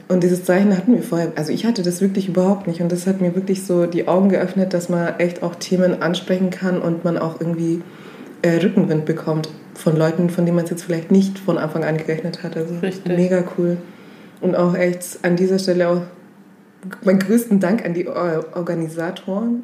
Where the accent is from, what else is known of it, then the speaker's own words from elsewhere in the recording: Augsburg, Bavaria, Germany; also born or lived in West Africa; komme auch aus Augsburg, bin mit sieben nach Augsburg gekommen, straight out of Africa